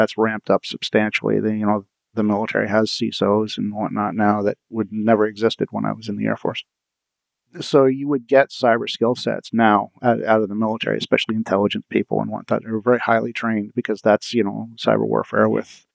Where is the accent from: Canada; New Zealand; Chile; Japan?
Canada; Windsor, Ontario; I grew up in Windsor. I grew up in the most southern city in Canada.